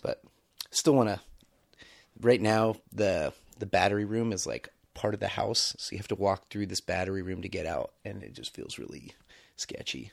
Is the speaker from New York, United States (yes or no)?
no; Bay Area, California, United States; moved away; I grew up in the Bay Area, had no, have no experience with rural living